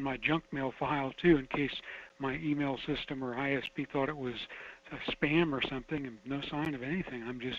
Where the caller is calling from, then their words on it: Fairbanks, Alaska, United States; calling from Fairbank.